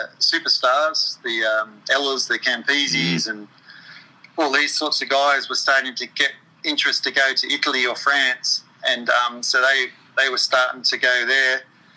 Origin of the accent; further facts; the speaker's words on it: Sydney, New South Wales, Australia; also born or lived in London, England; I grew up on the Northern Beaches in Sydney, Australia.